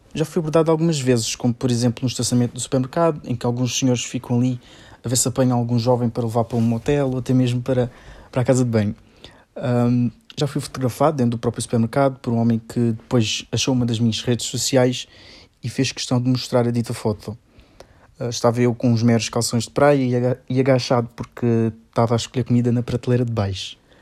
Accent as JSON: {"language": "Portuguese", "country": "Portugal", "tie": "born or raised there", "moved": "as an adult", "lives_now": "Brazil", "said": "residi em Portugal durante 15 anos, desde os meus 4 anos de idade, e portanto toda a minha educação, tanto escolar como de moral, e a ética uh, veio daí"}